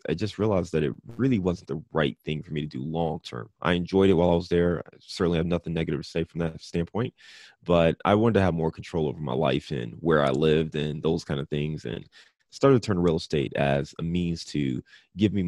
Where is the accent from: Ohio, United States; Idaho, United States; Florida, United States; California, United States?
Ohio, United States; Cleveland; also born or lived in Detroit / Chicago / Dayton; now in Cincinnati, United States; I'm a Midwest kid, so born and raised in Cleveland, Ohio. I live in Cincinnati, Ohio now